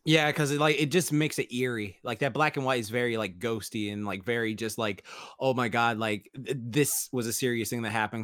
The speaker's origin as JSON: {"language": "English", "region": "England", "country": "United Kingdom", "tie": "born or raised there", "moved": "yes", "said": "growing up in England"}